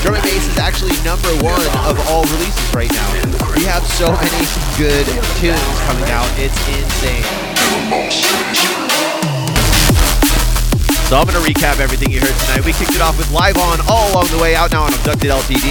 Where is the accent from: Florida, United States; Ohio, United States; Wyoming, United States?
Florida, United States; Orlando; moved away; my hometown homies